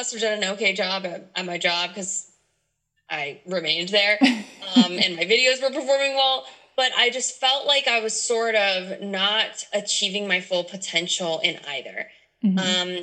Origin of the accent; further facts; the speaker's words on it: Louisiana, United States; moved away; my home state, Louisiana